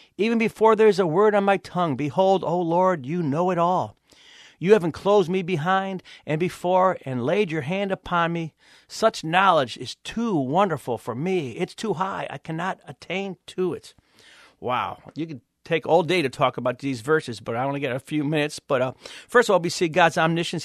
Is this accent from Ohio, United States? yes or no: yes; Cleveland, Ohio, United States; I'm actually from Cleveland, Ohio